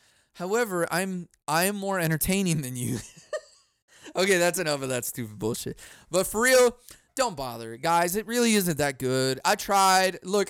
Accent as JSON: {"language": "English", "town": "Chicago", "region": "Illinois", "country": "United States", "tie": "born or raised there", "said": "I grew up in Chicago. It was bad."}